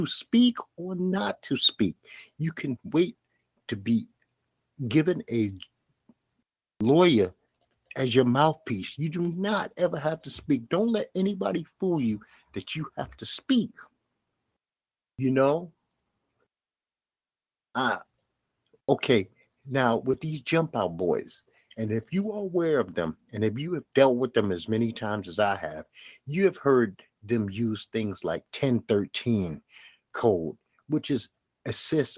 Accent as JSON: {"language": "English", "town": "New York City", "region": "New York", "country": "United States", "said": "A lot of us black inner city people, and I'm from Bed-Stuy, Brooklyn"}